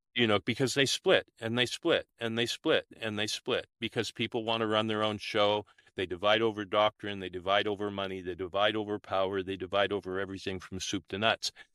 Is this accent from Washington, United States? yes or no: yes; Olympia, Washington, United States; now in New South Wales, Australia; I was born and raised in the United States, in Olympia, Washington